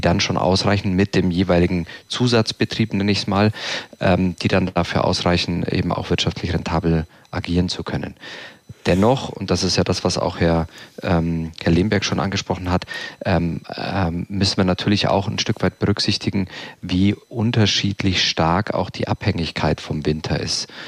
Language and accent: German; Southern Germany, Germany; Ich bin damit aufgewachsen hier im Süden